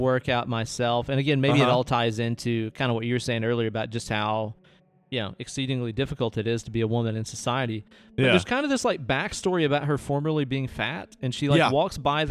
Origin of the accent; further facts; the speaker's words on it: Tennessee, United States; I'm from Tennessee